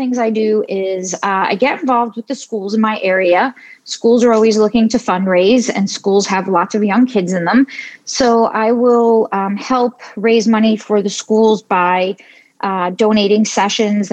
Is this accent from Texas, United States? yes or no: no; New York City, New York, United States; I grew up in New York City